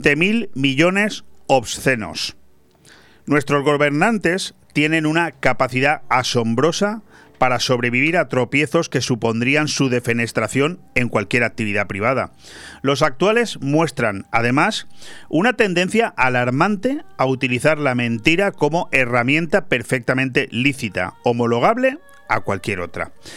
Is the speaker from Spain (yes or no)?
yes; Spain; also born or lived in Benidorm, Marina Baja; como españoles